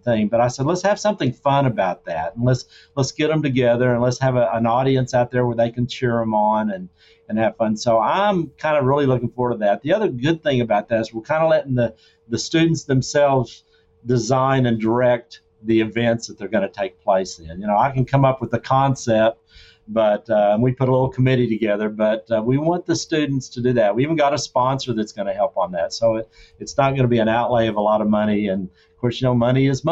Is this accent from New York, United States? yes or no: no; Arkansas, United States; I'm from Arkansas.